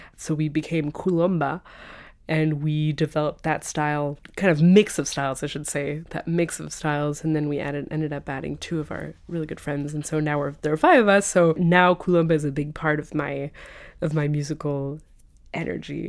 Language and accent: English; France; moved away as an adult; also born or lived in London, United Kingdom / Switzerland / Italy; now in Boston, United States; I came to France with my family when I was six